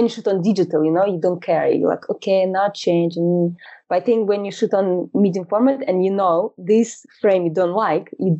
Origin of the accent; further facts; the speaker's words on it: Moscow, Russia; moved away as an adult; now in London, United Kingdom; I live in London for about 12 years now. And originally, I'm from Russia, from Moscow.